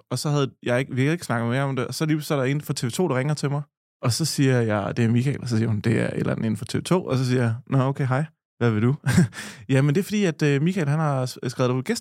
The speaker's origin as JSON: {"language": "Danish", "town": "Nykøbing Falster", "region": "Zealand", "country": "Denmark", "said": "dernede, hvor jeg er fra, en gang inden jeg var, havde fået hår på løgne i, øh, nede på Kulturfabrikken i Nykøbing Falster."}